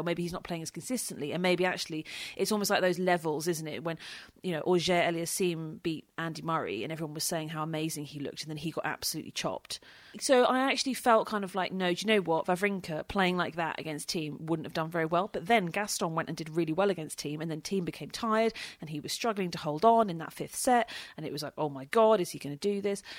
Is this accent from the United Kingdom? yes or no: yes; United Kingdom; being British